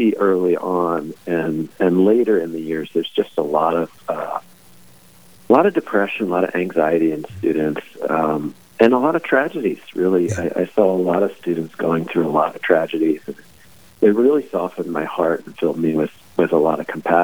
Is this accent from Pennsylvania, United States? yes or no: yes; Philadelphia, Pennsylvania, United States; I'm from the Philadelphia area